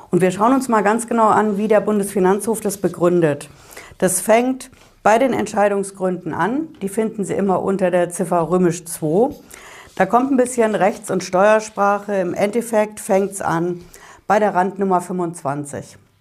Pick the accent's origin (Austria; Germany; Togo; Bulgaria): Germany; Hesse; bei uns in Hessen